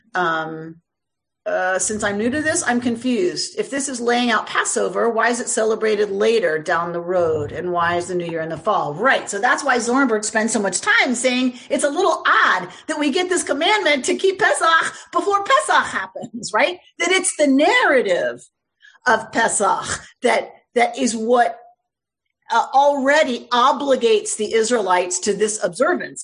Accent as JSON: {"language": "English", "country": "United States", "said": "I'm an American"}